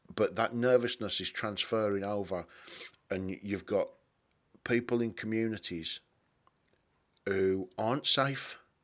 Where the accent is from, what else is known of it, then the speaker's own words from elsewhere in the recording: England, United Kingdom; being English